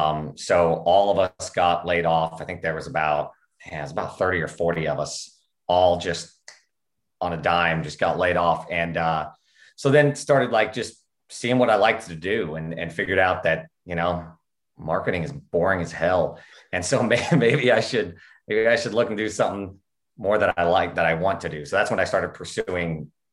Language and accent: English; Oklahoma, United States; I am from Oklahoma